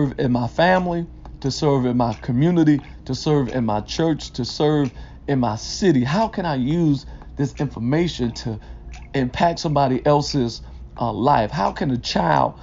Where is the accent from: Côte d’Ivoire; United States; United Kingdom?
United States; Detroit, Michigan; I was raised in Detroit, K through 12, in the heart of the city